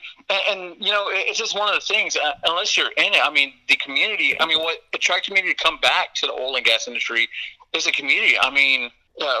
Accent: Odessa, Texas, United States; now in Austin, United States; I was born and raised in Odessa

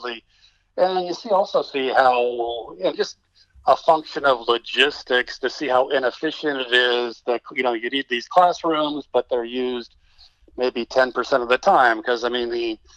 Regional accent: Texas, United States; I'm being a Texan

